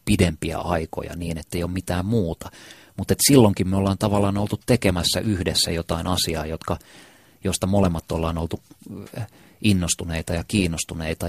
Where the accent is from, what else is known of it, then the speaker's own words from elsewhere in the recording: Helsinki, Uusimaa, Finland; Kumpulassa, jossa, josta mä oon kotoisin, niin lähestulkoon kaikki semmoiset jotenkin rakkaimmat muistot ja kaikkein makeimmat muistot lapsuudesta